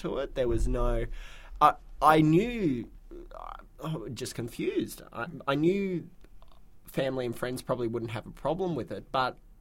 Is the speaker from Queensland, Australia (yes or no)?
yes; Brisbane, Queensland, Australia; I was born and raised in Brisbane and have lived here my whole life